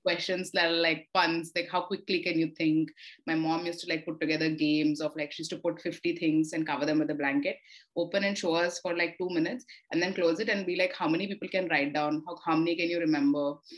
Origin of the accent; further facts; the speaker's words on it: Visakhapatnam, Andhra Pradesh, India; I grew up in Vizag